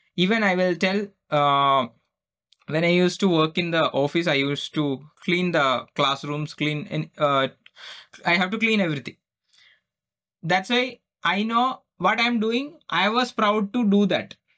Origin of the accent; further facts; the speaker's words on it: Kerala, India; English is a second language; I am just gone from Kera, Kerala, India. I don't even speak English